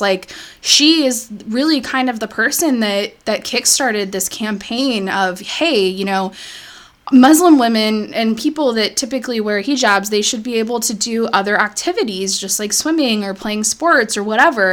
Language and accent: English; United States; as American people that grew up in the United States